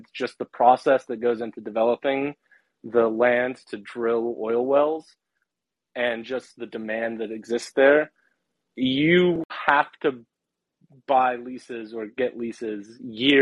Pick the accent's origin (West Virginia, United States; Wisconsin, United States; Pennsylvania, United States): West Virginia, United States; moved away as an adult; now in Washington, D.C. area, United States; my hometown is in West Virginia